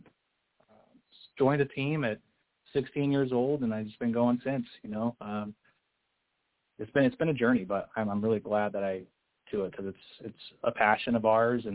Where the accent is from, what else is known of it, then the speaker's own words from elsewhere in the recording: Utah, United States; I grew up here in Utah, you know, LDS and Mormon